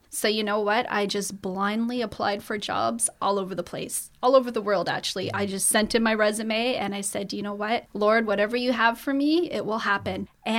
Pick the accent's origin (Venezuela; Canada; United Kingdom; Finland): Canada; Nova Scotia; moved away; I come from Nova Scotia